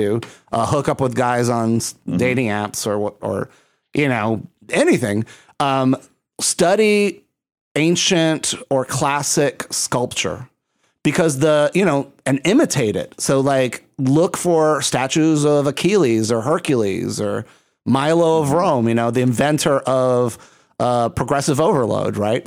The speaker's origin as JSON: {"language": "English", "country": "Puerto Rico", "said": "I'm from Puerto Rico."}